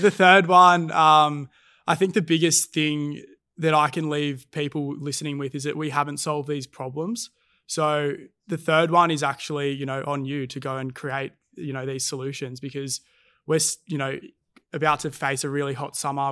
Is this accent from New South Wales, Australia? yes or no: yes; Cronulla, New South Wales, Australia; growing up in Cronulla